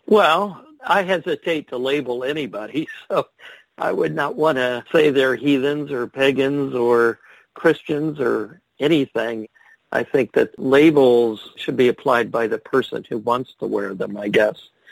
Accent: Ohio, United States; I'm from Ohio

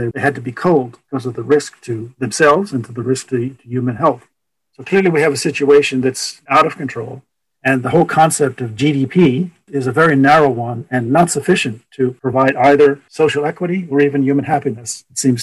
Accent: United States; as Americans

